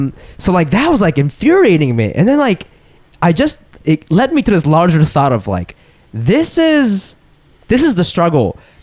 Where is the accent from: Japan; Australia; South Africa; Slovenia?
Japan; I'm like, first of all, I'm not from Tokyo, so I have no fucking idea what the fuck you're talking about. And it's like, Japan's a first world country.